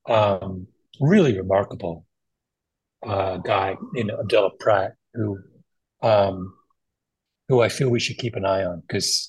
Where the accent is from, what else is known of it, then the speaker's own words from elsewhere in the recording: Canada; also born or lived in Jamaica; I'm a Canadian, Jamaican